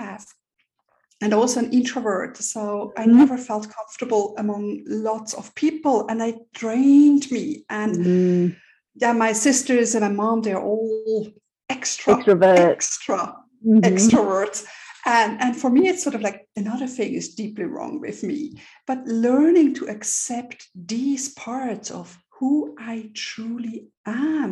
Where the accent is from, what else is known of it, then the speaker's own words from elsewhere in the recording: Switzerland; moved away as an adult; also born or lived in London / New York; I'm born and raised in Switzerland here